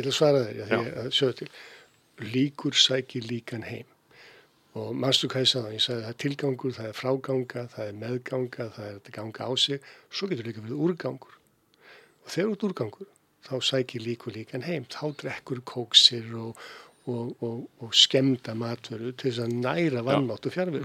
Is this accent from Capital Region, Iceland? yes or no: no; Keflavík, Southern Peninsula, Iceland; ég fættur alveg uppalinn í Keflæk